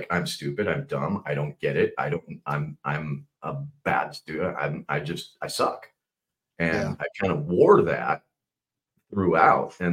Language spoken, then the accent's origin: English; West Coast, United States; also born or lived in Chicago, United States / Minnesota, United States / Seattle, United States; I was born in Chicago and then quickly moved to Minnesota. And I did first three years of school in Minnesota, so third grade. And then I moved out to the West Coast, and I've been on the West Coast pretty much ever since